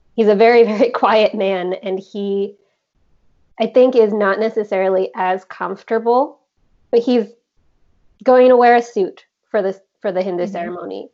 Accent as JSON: {"language": "English", "country": "United States", "tie": "born or raised there", "said": "I was born in the States"}